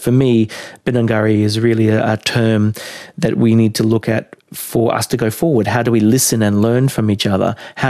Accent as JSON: {"language": "English", "area": "Minjerribah", "region": "Queensland", "country": "Australia", "said": "I'm from Minjidaba. The language that I've been learning is Jandai, which is the language of the Noonuccal, the Gurumpul, and the Noongi clans of Stradbroke Island."}